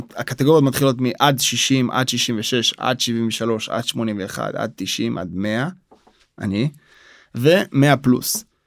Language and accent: Hebrew; Israel; also born or lived in Soviet Union; בגיל תשעה חודשים אני עולה לארץ